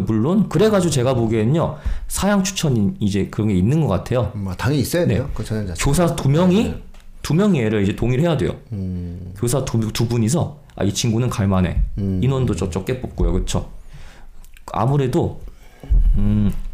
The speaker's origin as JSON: {"language": "Korean", "region": "Gangwon", "country": "South Korea", "said": "제가 또 마침 강원도 사람입니다"}